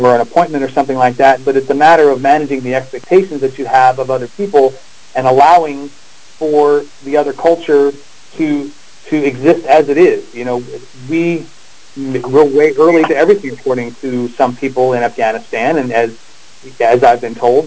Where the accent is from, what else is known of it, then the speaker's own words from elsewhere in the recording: South Carolina, United States; I'm from the South, and so, you know, in South Carolina, we view time a little bit differently